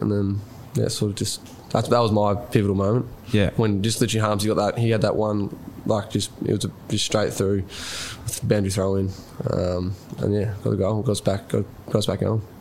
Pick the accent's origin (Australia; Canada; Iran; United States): Australia; Rupanyup, Victoria; I'm from Rupner.